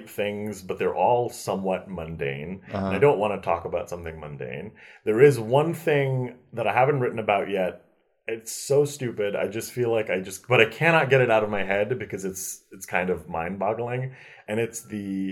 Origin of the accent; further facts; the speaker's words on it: New York, United States; I'm from New York